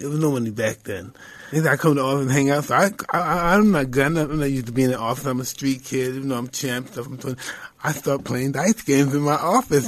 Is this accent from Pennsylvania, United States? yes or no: no; New York, United States; I'm, I'm from New York